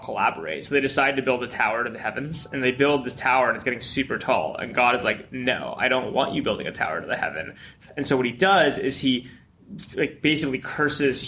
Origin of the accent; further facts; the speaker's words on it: East Coast, United States; I grew up on the East Coast.